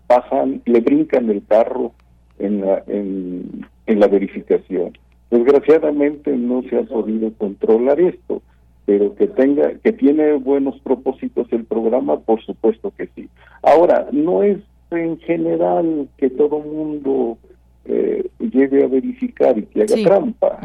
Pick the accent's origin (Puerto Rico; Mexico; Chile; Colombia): Mexico; como ciudadano, como mexicano